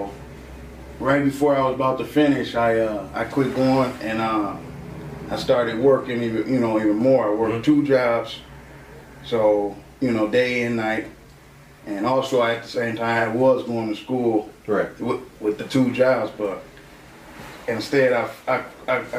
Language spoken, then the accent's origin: English; Aurora, Illinois, United States; also born or lived in Oswego, Illinois; I'm from Aurora. I grew up in Aurora as a kid on the east side